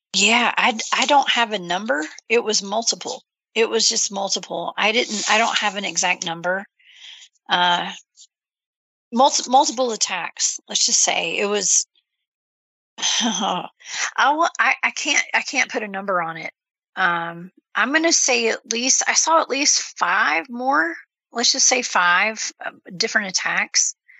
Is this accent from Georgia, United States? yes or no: yes; Georgia, United States; I'm from Georgia